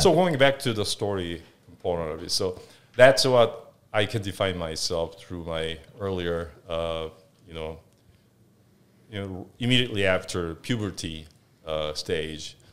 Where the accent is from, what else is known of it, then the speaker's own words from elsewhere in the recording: Seoul, South Korea; moved away as an adult; So, I was born in South Korea, originally from, um, South Korea, obviously, uh, born in Seoul